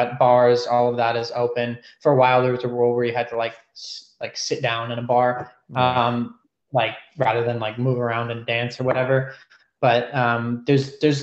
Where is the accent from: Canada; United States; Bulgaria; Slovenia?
United States; New York City, New York; moved away as an adult; now in Sydney, Australia; I'm from New York City